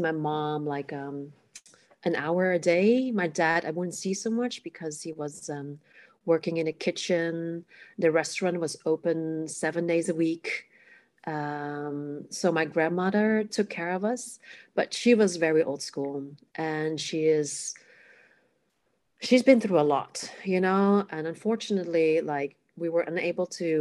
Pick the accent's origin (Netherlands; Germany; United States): Netherlands; Amsterdam, North Holland; first language Cantonese; English is a second language; I am born in the Netherlands, in the capital city, Amsterdam. My parents are from Hong Kong. So I grew up speaking Cantonese